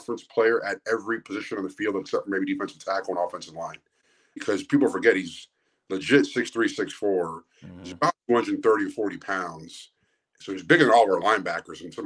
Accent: South Florida, United States; moved away as an adult; now in Ohio, United States; I'm born and raised in South Florida.

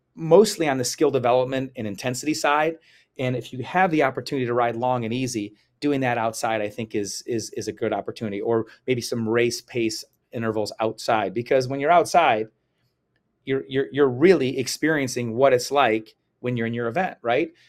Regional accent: Chicago, Illinois, United States; I was from Chicago

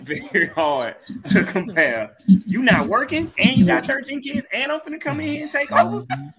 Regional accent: Mississippi, United States; I'm from Mississippi.

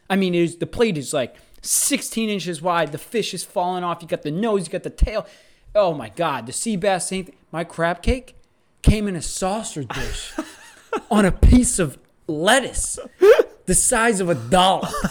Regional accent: United States; us Americans

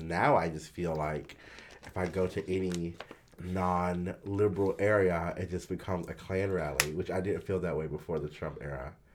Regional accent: the South, United States; I'm from the South

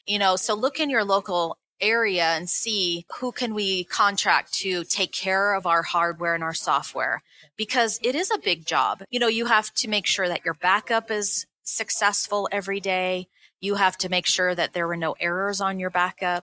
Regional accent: Seattle, Washington, United States; now in Colorado, United States; i grew up in seattle

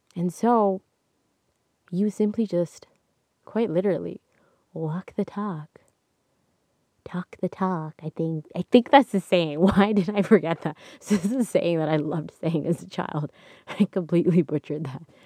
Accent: Canada; I'm Canadian

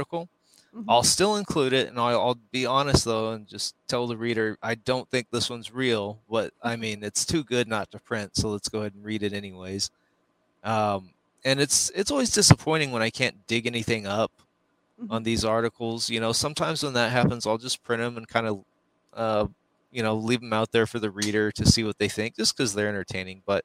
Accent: Roswell, New Mexico, United States; I'm from Roswell

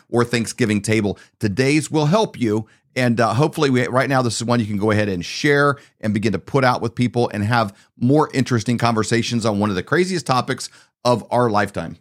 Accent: Midwest, United States; we grew up in the Midwest

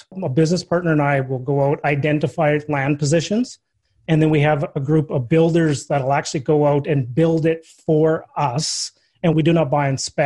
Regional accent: Saskatchewan, Canada; I actually grew up in Saskatchewan

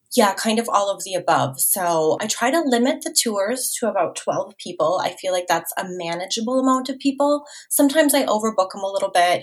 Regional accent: Minnesota, United States; moved away as an adult; now in San Luis Obispo, United States; I am actually from Minnesota, hyper rural Minnesota to be exact

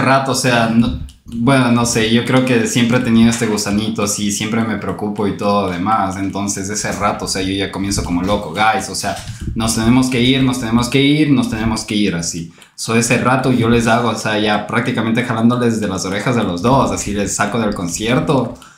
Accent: Quito, Pichincha, Ecuador; nosotros éramos ya tres jóvenes, o sea, quiteños.

